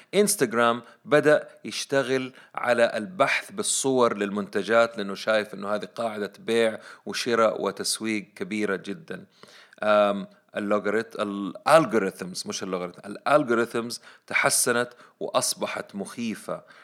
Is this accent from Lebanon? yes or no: no; Saudi Arabia; إحنا عندنا في السعودية